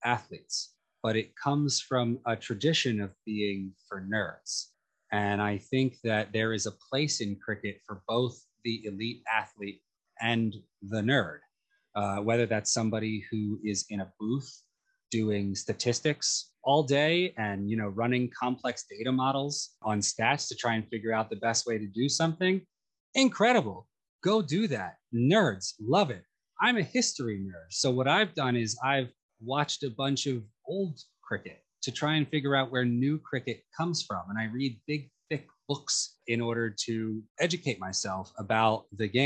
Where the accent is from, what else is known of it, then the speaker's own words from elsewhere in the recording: Philadelphia, Pennsylvania, United States; moved away; also born or lived in New York City; as a young, aggressive man in Philadelphia who loved a bit of hockey